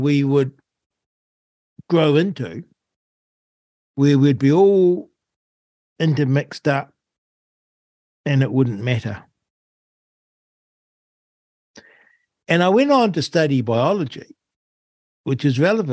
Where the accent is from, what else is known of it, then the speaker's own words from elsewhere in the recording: New Zealand; growing up in New Zealand.